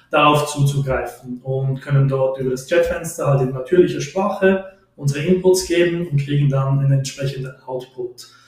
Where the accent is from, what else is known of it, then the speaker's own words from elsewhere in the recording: Switzerland; ich komme aus der Schweiz